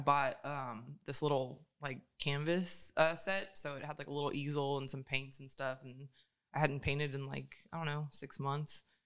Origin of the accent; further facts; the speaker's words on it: Atlanta, Georgia, United States; moved away as an adult; also born or lived in Pontiac, Michigan; now in Sacramento, United States; I grew up in Atlanta. So right outside of Atlanta